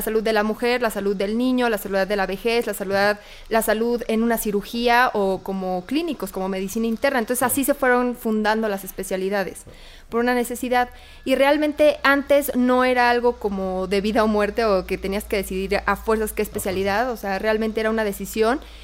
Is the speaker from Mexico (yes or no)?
yes; Querétaro, Mexico; moved away as an adult; now in Mexico City, Mexico; yo soy de Querétaro